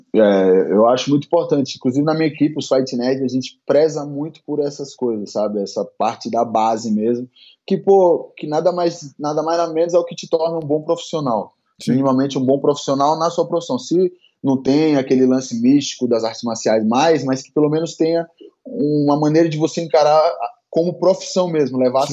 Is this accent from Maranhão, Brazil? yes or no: yes; São Luís, Maranhão, Brazil; now in São Paulo, Brazil; Eu sou de São Luís do Maranhão, lá do Nordeste, e comecei com seis anos no judô